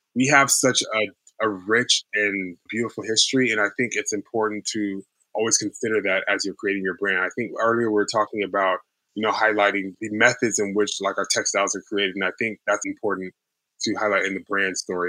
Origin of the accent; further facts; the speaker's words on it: Houston, Texas, United States; moved away; also born or lived in New York; I was raised in Houston, Texas